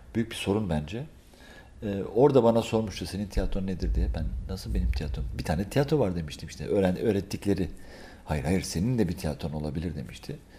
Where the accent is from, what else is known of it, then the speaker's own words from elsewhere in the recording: İzmir, Turkey; moved away as an adult; now in Belgium; Belçika'ya 23 23 yaşlarında gittim Belçika'ya. Ee, e, İzmir'den